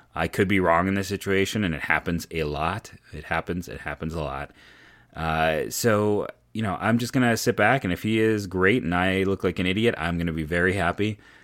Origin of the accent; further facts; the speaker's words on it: Akron, Ohio, United States; I was born and raised in Akron, uh, Northeast Ohio kid